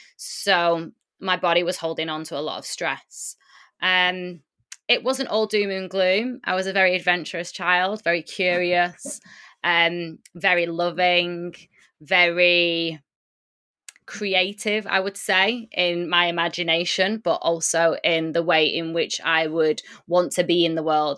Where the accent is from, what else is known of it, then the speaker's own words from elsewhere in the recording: United Kingdom; also born or lived in Lisbon; My mum and my dad born in Poland, but I was born in the U K, which is where I currently am